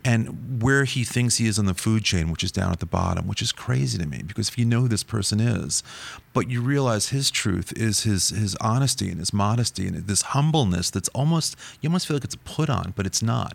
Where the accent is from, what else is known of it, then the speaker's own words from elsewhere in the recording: New York, United States; growing up in New York